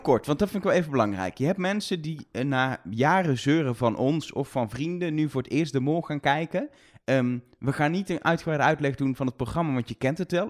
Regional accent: Netherlands; zijn Nederlanders, we hebben ook een raar accent

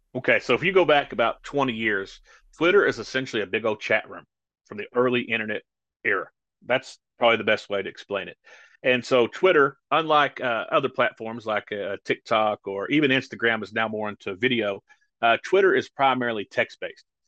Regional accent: rural Kentucky, United States; I actually minister in a community not far from my hometown

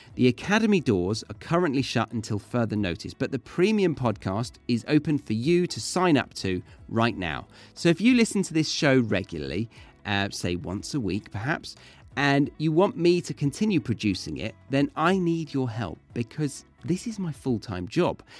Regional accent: Horsley, South East England, United Kingdom; I was born and raised in Surrey, in a village called Horsley.

